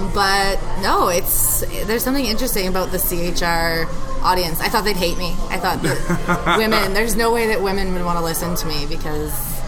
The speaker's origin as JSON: {"language": "English", "region": "Saskatchewan", "country": "Canada", "tie": "born or raised there", "also_born_or_lived": "Vancouver Island", "moved": "as an adult", "lives_now": "Calgary, Canada", "said": "growing up in Saskatchewan, where you can drive forever in any direction"}